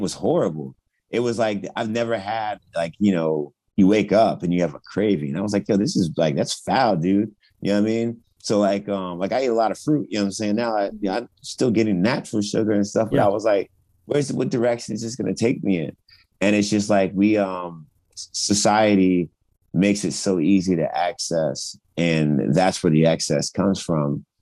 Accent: Richmond, Virginia, United States; born or raised there; also born or lived in Loma Linda, California

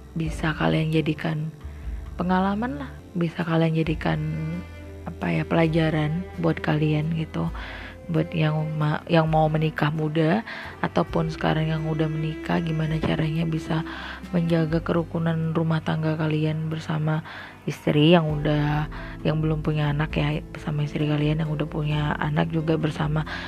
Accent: Padang, West Sumatra, Indonesia; kita orang Padang

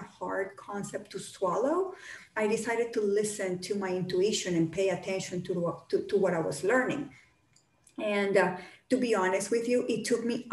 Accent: Colombia; moved away; I grew up in Colombia, in South America

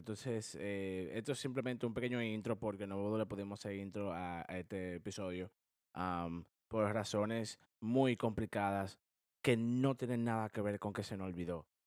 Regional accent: Dominican Republic; now in United States; nosotros los cuatro, somos dominicanos

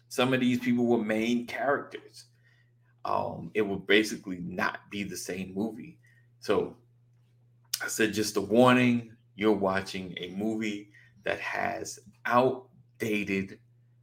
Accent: New York, United States; born or raised there

